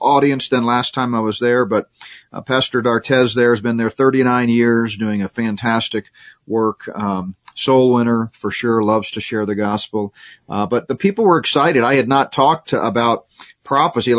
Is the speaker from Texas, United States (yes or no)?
yes; Houston, Texas, United States; I grew up in Houston, went to high school and college there.